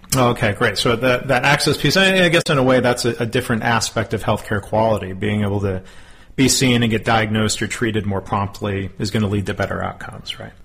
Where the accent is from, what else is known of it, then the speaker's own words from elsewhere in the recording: Texas, United States; my home state of Texas